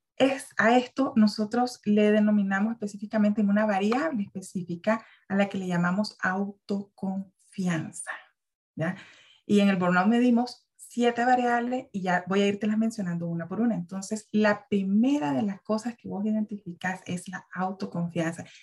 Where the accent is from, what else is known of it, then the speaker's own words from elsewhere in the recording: Nicaragua; also born or lived in Guatemala; now in Central America; yo soy una mujer nicaragüense